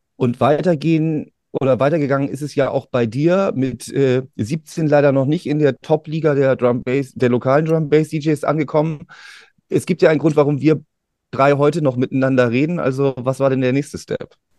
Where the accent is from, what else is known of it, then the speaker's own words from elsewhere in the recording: Bremen, Germany; wir beide als Bremer